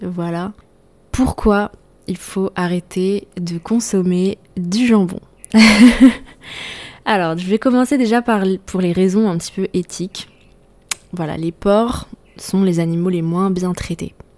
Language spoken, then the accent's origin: French; Brittany, France; je suis bretonne